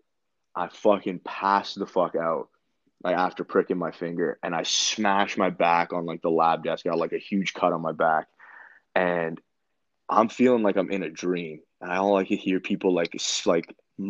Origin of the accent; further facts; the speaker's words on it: Canada; all my friends back home in Canada